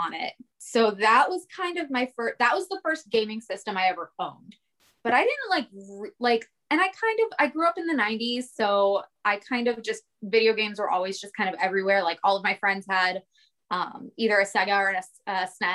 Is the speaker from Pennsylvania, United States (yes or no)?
yes; Pittsburgh, Pennsylvania, United States; now in Orlando, United States; I'm not from here. I'm from Pittsburgh, so I moved here.